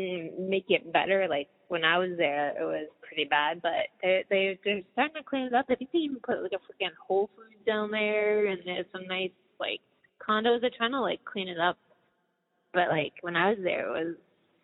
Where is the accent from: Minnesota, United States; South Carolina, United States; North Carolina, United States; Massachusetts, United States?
Massachusetts, United States; Boston; also born or lived in West Coast; I was born on the East Coast, like, Boston, grew up there, and then I went to the West Coast, lived a long time there